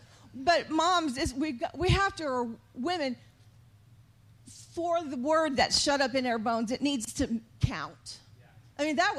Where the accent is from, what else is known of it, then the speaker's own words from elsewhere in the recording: San Antonio, Texas, United States; moved away; also born or lived in Missouri; I'm from Texas, from San Antonio, but when we moved to Missouri, North of Kansas City we were made fun of right away because we said y'all.